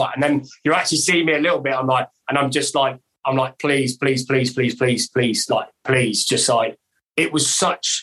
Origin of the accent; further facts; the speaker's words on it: Bath, South West England, United Kingdom; we're from Bath, but we are, like, working class